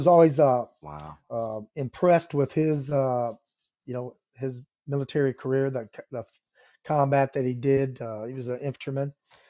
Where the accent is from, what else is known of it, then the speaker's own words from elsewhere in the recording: Independence, Iowa, United States; I'm from Independence, Iowa. That's in Northeast Iowa, and I grew up on a farm, beef, and then later on a dairy operation.